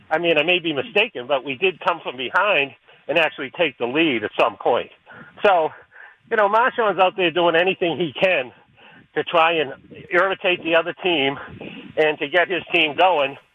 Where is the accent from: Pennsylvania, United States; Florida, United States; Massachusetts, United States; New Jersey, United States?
Massachusetts, United States; Boston; well, I'm from Boston